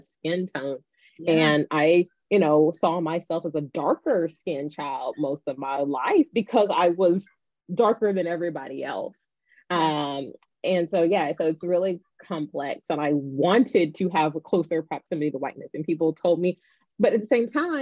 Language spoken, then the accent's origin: English; Nashville, Tennessee, United States; I grew up in Nashville, Tennessee